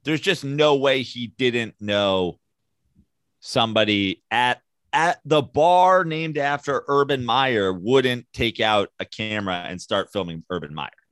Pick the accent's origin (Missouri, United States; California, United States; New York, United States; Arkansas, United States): New York, United States; as a New Yorker